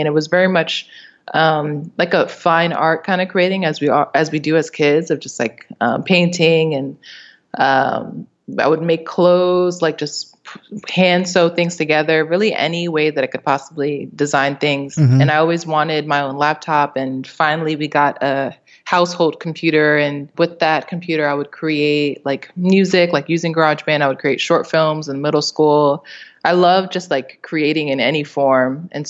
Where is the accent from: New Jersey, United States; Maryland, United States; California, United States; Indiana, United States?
Maryland, United States; also born or lived in Miami / New York City / Albany; So I was born in Miami, and then we went to New York City, and then Albany, and then finally arrived. I grew up in Maryland, D.C. area, which is pretty suburban, but it's also pretty metropolitan.